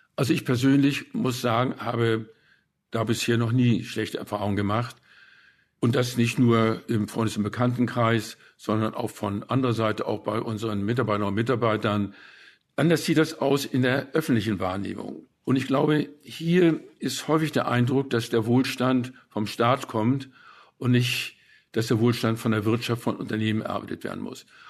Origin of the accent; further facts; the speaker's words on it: Hamburg, Germany; also born or lived in West Prussia / Bad Segeberg; Denn wir sind ja als Flüchtlinge von Westpreußen gekommen. Zuerst nach Bad Segeberg, wo wir zwangseinquartiert wurden in einer Villa mit anderen Flüchtlingen. Und dann sind wir nach Hamburg weitergezogen